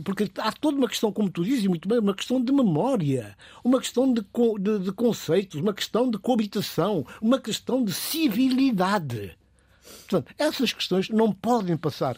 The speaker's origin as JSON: {"language": "Portuguese", "country": "Guinea-Bissau", "said": "eu sou guineense, mas sou cidadão do mundo"}